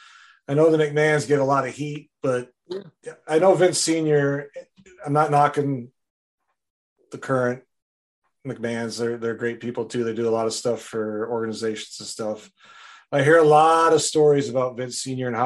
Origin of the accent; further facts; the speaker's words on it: Wisconsin, United States; I grew up in Wisconsin